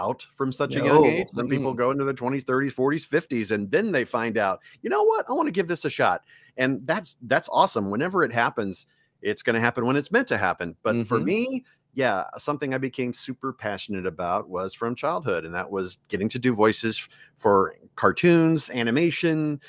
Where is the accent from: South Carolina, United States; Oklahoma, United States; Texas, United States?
Texas, United States; Mesquite; also born or lived in Lake Charles, Louisiana; I grew up in Mesquite, which is a suburb of Dallas